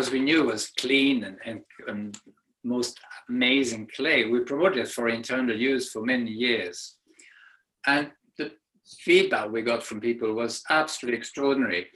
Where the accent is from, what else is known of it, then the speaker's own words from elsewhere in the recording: Serbia; moved away; I hail from Serbia in Central Europe